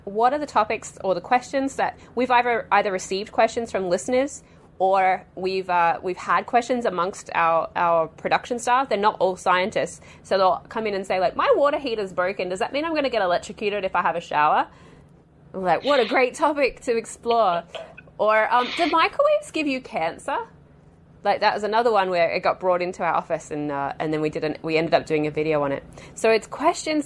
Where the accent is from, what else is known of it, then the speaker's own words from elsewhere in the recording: Australia; moved away as an adult; I'm Australian